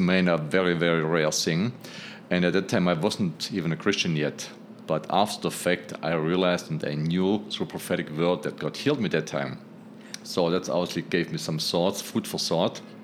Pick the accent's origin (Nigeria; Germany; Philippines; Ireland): Germany; now in New York City, United States; I'm originally from Germany.